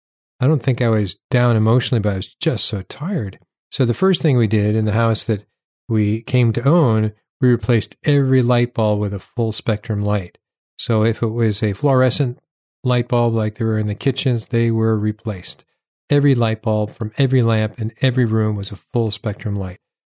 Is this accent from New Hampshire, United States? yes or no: yes; New Hampshire, United States; When I went to medical school in Seattle, I came from New Hampshire.